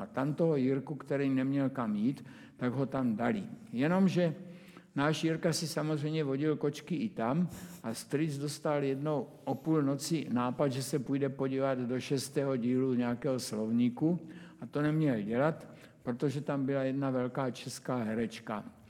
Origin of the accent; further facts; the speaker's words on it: Brno, South Moravian Region, Czechia; když jsem se narodil, tak prostě jsem bydlel celou dobu na Dimitrovově